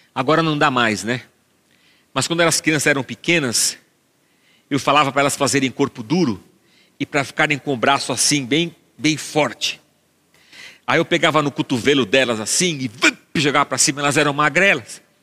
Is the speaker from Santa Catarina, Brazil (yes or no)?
no; Barbacena, Minas Gerais, Brazil; cantava essa música quando era pequeno, lá em Barbacena.